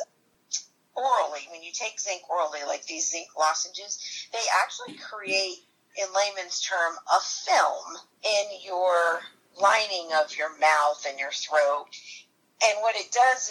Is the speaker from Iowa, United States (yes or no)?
no; Connecticut, United States; moved away as an adult; now in North Carolina, United States; I'm originally from Connecticut, but I've been living in North Carolina for about 28 years.